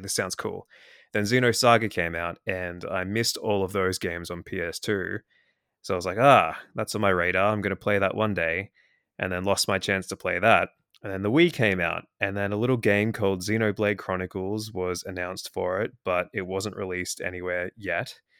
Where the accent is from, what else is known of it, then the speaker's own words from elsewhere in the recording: Australia; accent: Australian; I'm in Australia, obviously, as you can tell from my accent.